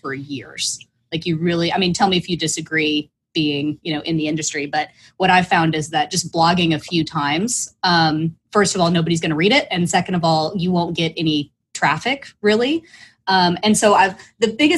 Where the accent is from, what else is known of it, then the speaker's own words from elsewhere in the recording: Oklahoma, United States; also born or lived in Northeast (Villanova); now in Austin, United States; I was born in Oklahoma